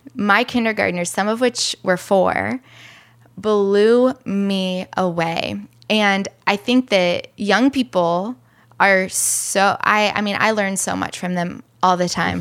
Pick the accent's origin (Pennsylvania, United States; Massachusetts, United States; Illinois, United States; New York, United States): Illinois, United States; now in Chicago, United States; I'm from Illinois